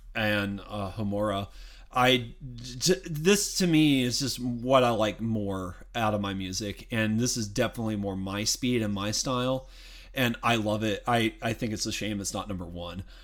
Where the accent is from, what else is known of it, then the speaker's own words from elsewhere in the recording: the South, United States; I'm from the South